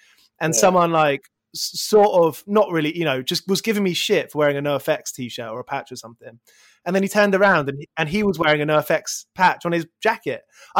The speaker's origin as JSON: {"language": "English", "area": "near Watford", "region": "East of England", "country": "United Kingdom", "tie": "born or raised there", "also_born_or_lived": "Aylesbury", "said": "but I was born in Aylesbury and moved to like nearer Watford"}